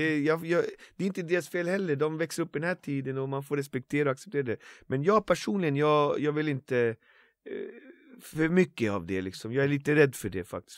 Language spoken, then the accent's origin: Swedish; Botkyrka, Stockholm County, Sweden; det finns en bänk i Alby som där jag började rappa där jag kommer ifrån, från min gata